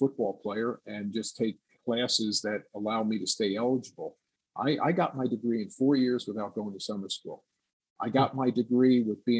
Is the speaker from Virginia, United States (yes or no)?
no; Woodbridge, New Jersey, United States; growing up in New Jersey, and I was a linebacker